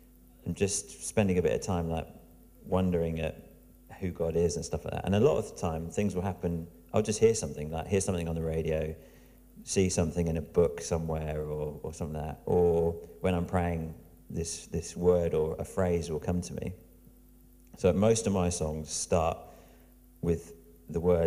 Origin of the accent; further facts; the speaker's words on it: Diss, East of England, United Kingdom; This is where I'm from. I'm from Diss, which sounds like an amazing place.